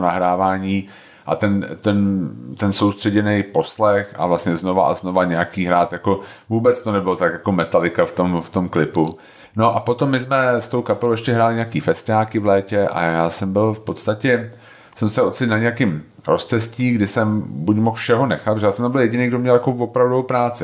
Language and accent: Czech; Prague, Czechia; já jsem vyrůstal na Jižním městě